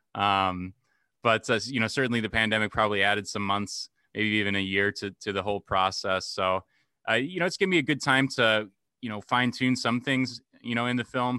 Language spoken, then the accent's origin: English; Dubuque, Iowa, United States; here in my hometown, Dubuque, Iowa, like, every Sunday throughout, throughout high school